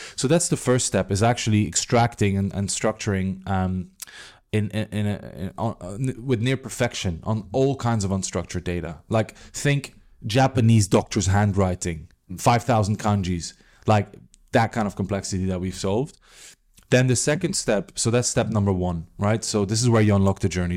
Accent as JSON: {"language": "English", "country": "Belgium", "moved": "yes", "said": "I'm from Belgium"}